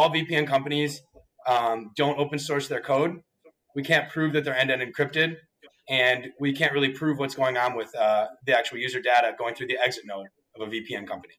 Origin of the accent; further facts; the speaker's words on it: Wisconsin, United States; moved away as an adult; also born or lived in Florida; I went to the University of Wisconsin-Madison. I'm a proud Badger. I grew up in Wisconsin